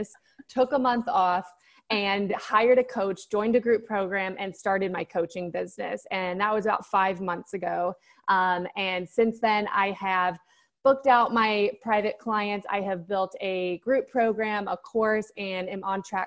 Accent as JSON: {"language": "English", "country": "United States", "also_born_or_lived": "Thailand / Bali", "moved": "as an adult", "said": "I'm from America"}